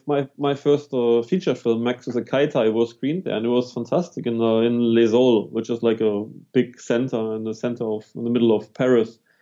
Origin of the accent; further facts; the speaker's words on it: Germany; moved away; also born or lived in London / New Zealand; I'm actually from Germany, but then I lived for 10 right. years in London. After 10 years in London, I moved to for seven years to New Zealand.